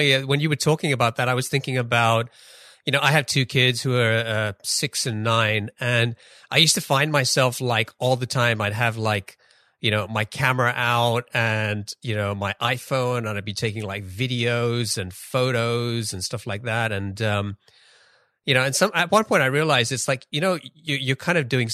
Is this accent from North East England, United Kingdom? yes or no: no; London, United Kingdom; moved away as an adult; now in Seattle area, United States; I grew up in London and spent most of my life out there